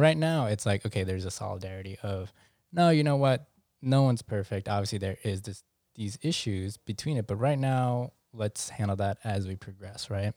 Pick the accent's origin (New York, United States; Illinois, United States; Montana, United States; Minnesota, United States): New York, United States; I'm very New Yorkian